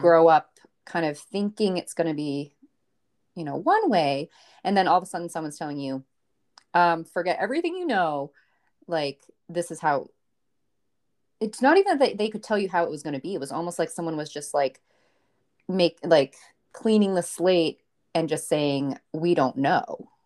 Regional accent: Maine, United States; I'm from Maine. Um, my dad is from Maine. My mom is actually an immigrant from Bolivia. So I grew up in, like, a bilingual household

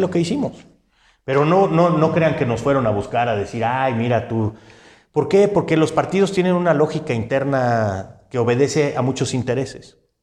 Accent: San Luis Potosí, Mexico; yo soy un ciudadano potosino

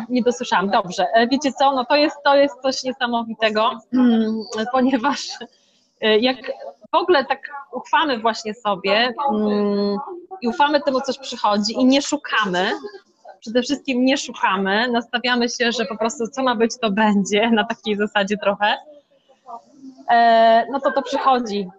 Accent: Szczytno, Warmian-Masurian Voivodeship, Poland; moved away as an adult; now in Tricity, Poland; ja pochodzę z Mazur, z małej miejscowości Szczytno

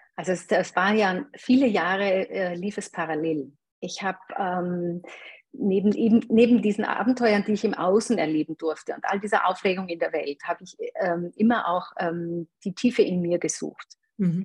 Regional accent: Eastern Styria, Austria; also born or lived in Graz; ich bin in der Oststeiermark aufgewachsen, in einem mini kleinen Dorf auf dem Bauernhof

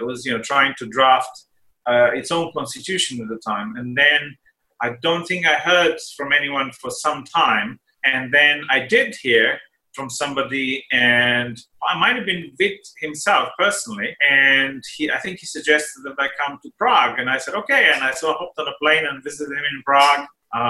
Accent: Slovenia; born there; moved away; also born or lived in Italy / United Kingdom / United States / Singapore; So I was born in Slovenia, as you mentioned before, which was Yugoslavia at the time still. And then I lived in Italy and the UK and the US and Singapore and Australia.

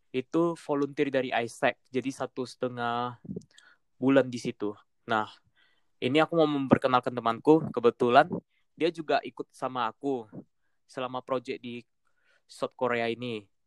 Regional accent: Medan, North Sumatra, Indonesia; moved away as an adult; now in Bandung, Indonesia; aku balik lagi ke Medan

